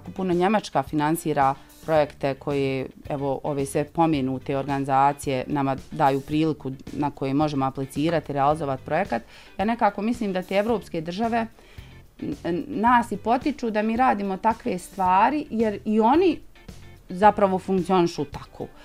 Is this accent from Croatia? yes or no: no; Lipnica, Federation of Bosnia and Herzegovina, Bosnia & Herzegovina